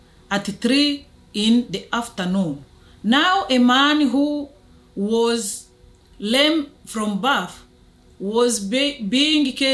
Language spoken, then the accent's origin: English; Rwanda; I'm from Rwanda in Africa.